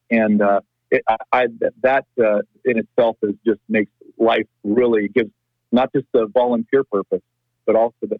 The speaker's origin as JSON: {"language": "English", "region": "California", "country": "United States", "tie": "born or raised there", "said": "I was born and raised in California"}